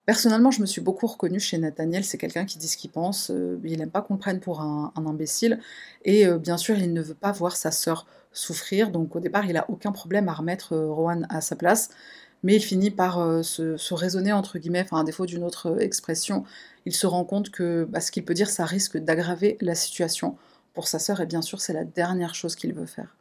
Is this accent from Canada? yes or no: no; France; chez nous, en France